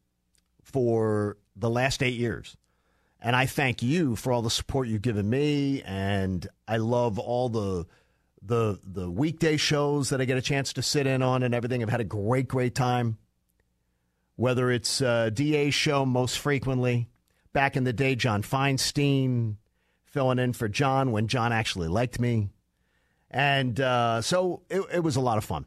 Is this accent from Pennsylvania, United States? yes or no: yes; Philadelphia, Pennsylvania, United States; moved away as an adult; now in Atlanta, United States; Philadelphia, back to my hometown.